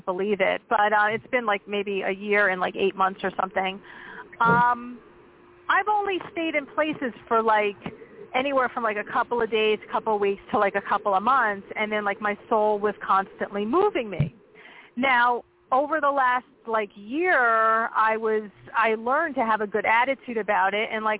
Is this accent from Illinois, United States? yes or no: no; New Jersey, United States; now in Pennsylvania, United States; I grew up in Jersey, right outside New York City